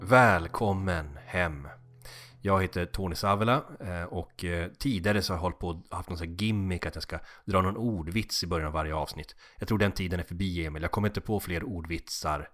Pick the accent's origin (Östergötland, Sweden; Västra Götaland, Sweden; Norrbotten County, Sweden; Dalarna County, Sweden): Norrbotten County, Sweden; Kalix; moved away; Hembränt var inte så starkt i Kalix i och med att vi hade så nära till Finland